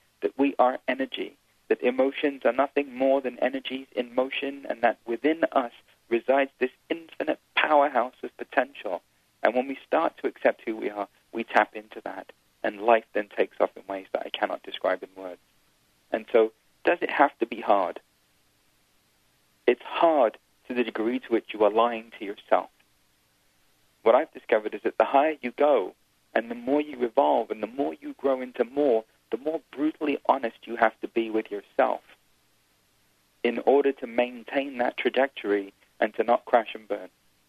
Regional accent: India; You know, I'm Indian. I was born into a spiritual family. On the weekends, every weekend, we'd go see gurus and we'd watch Bollywood movies. It's just what you do when you're Indian.

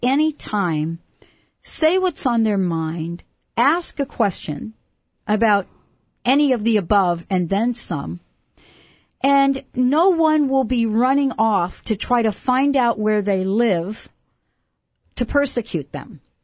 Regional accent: New York City, New York, United States; I come from New York City

